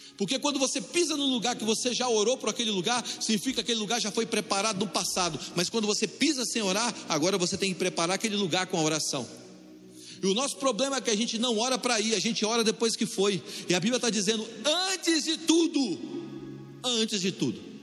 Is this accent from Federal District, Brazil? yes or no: yes; Brasília, Federal District, Brazil; eu cresci lá na Asa Norte, aqui em Brasília.